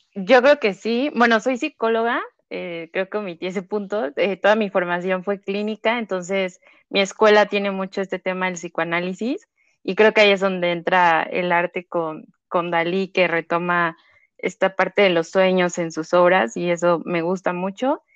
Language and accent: Spanish; Mexico City, Mexico; Nací, crecí, radico aquí en la Ciudad de México